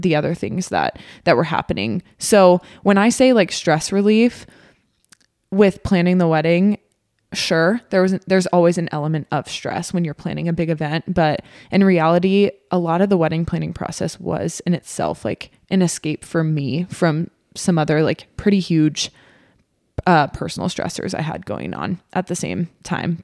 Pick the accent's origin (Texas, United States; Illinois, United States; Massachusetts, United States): Texas, United States; now in Omaha, United States; I am from Texas